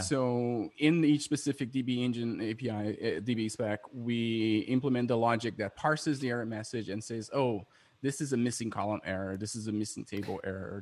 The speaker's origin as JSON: {"language": "English", "country": "Brazil", "moved": "yes", "said": "I'm from Brazil"}